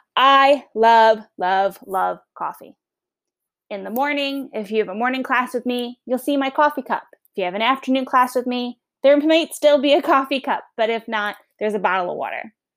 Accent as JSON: {"language": "English", "area": "Long Island", "region": "New York", "country": "United States", "accent": "Long Island", "moved": "yes", "lives_now": "Virginia, United States", "said": "I'm originally from New York, Long Island"}